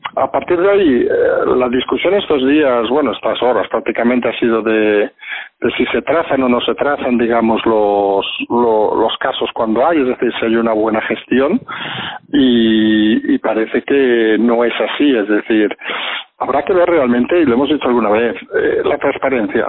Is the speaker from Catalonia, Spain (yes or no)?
yes; Barcelona, Catalonia, Spain; yo, que nací en Barcelona